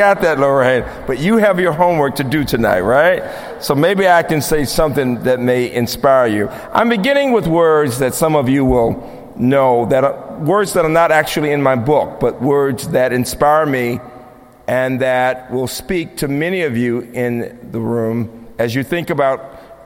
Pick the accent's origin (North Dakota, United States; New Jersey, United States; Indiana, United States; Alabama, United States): Alabama, United States; Birmingham; moved away; my own childhood growing up in Birmingham